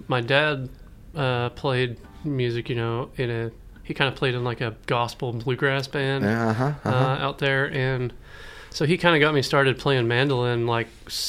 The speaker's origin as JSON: {"language": "English", "region": "Kansas", "country": "United States", "said": "I'm from Kansas, out in the middle, right in the middle of the state of Kansas."}